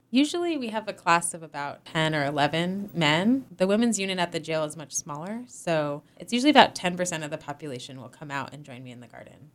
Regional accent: Northeast, United States; moved away as an adult; also born or lived in Hawaii; now in Massachusetts, United States; I'm originally from the Northeast, and so it's, it's nice to be back in the Connecticut River Valley

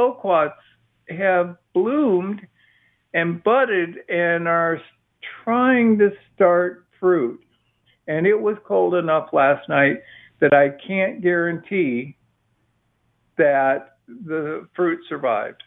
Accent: Midwest, United States; now in Austin, United States; I grew up in the Midwest

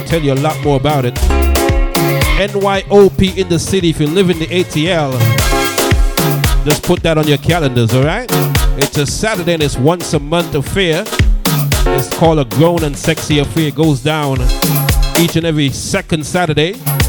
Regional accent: St. Kitts & Nevis; Guyanese, Jamaican, Virgin Islands, St. Kitts Nevis, my hometown, Panamanian.

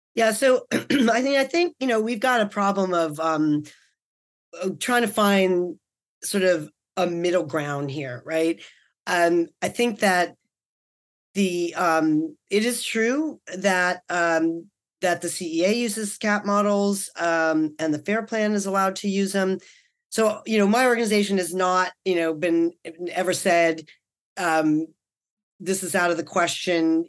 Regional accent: New York City, New York, United States; now in California, United States; I'm from Brooklyn

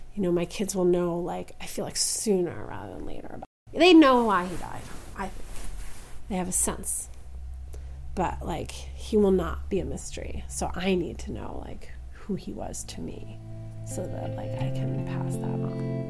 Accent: Philadelphia, Pennsylvania, United States; I'm from Philadelphia

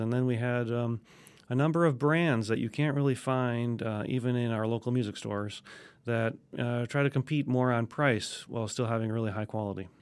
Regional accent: Wisconsin, United States; now in Alabama, United States; I'm originally from Wisconsin, so, uh, we started clarinet in fifth grade.

